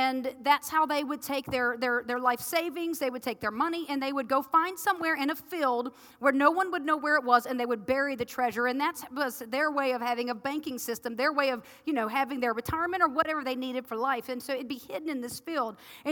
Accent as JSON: {"language": "English", "region": "the South", "country": "United States", "said": "I'm from the South"}